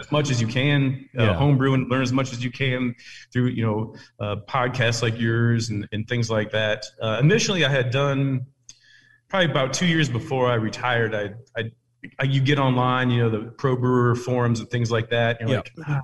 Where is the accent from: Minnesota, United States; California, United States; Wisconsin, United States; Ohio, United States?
Ohio, United States; moved away as an adult; now in Clarksville, United States; I'm originally from Ohio and I got down to Tennessee in 06